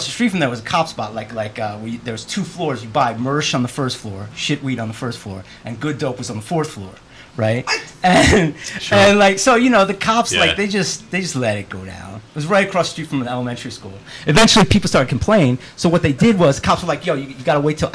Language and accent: English; New York City, New York, United States; moved away; We grew up in New York City in Manhattan